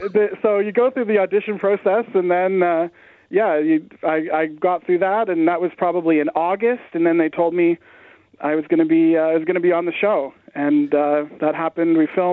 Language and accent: English; Canada; As a Canadian, I was really worried that there were going to be all these questions about, you know, what's the capital of Idaho